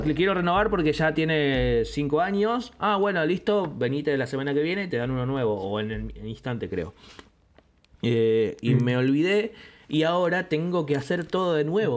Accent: Greater Buenos Aires, Argentina; Me, me, adjudico porteño porque si bien soy, no soy de Capital Federal, porteño para mí es todo el que vive ahí y alrededores.

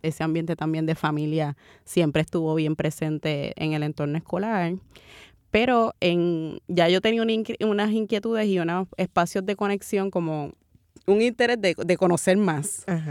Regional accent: Carolina, Puerto Rico; also born or lived in Santurce, San Juan, Puerto Rico; nací, nací en, en Santurce, me considero, me considero cangrejera, pero me crié en Carolina

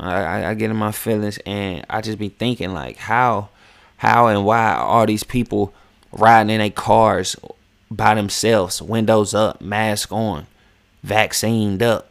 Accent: West Virginia, United States; moved away as an adult; now in Atlanta, United States; I grew up in West Virginia

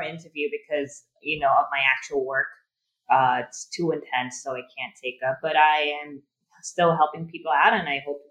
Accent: Thailand; also born or lived in United States; I am from Thailand, born and raised here

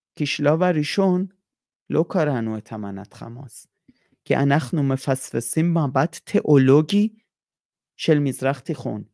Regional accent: Iran; now in Israel; אני איראני, אני גדלתי על ברכי המהפכה האסלאמי

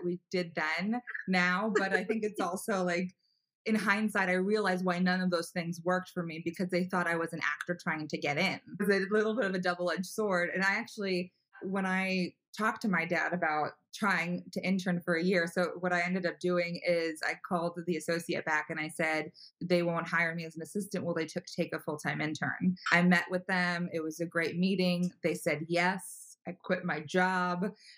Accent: Los Angeles, California, United States; I'm from California, from Los Angeles originally

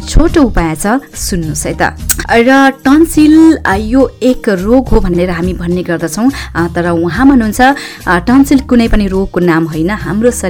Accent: Nepal; now in United Kingdom; मेरो मातृभूमि मेरो जन्मभूमि नेपालको

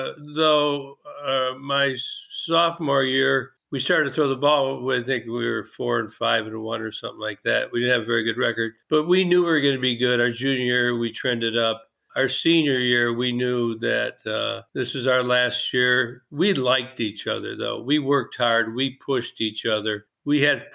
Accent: Detroit, Michigan, United States; I grew up in Detroit, yes. Michigan

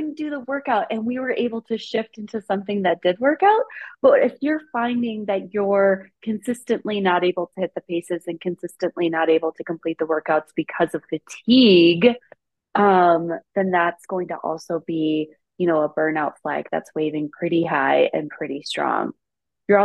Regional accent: Midwest, United States; now in Colorado, United States; I'm from the Midwest

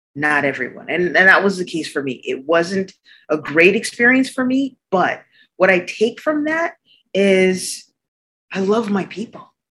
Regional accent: Arctic Canada, Canada; moved away; also born or lived in New York City, United States; even though I was born in New York City, I grew up in Arctic Canada

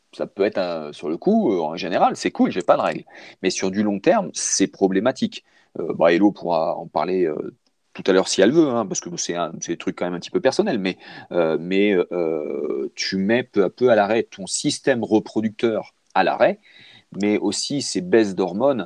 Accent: France; chez nous, en France

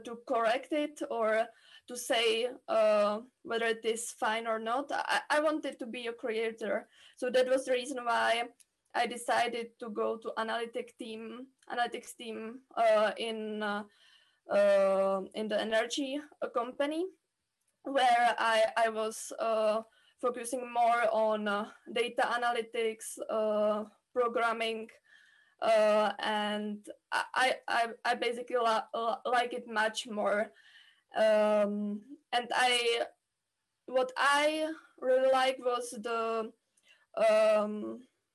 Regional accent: Czechia; I'm coming from the Czech Republic, where I studied mathematics on the Charles University

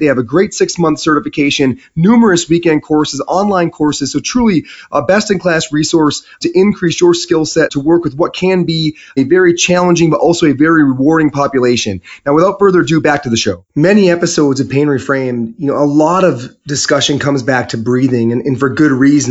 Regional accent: Michigan, United States; I'm from Michigan

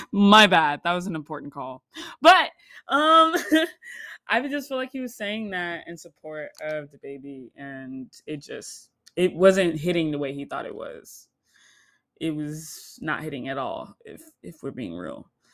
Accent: Florida, United States; I live in the Southeast, and I grew up, born and raised in Florida

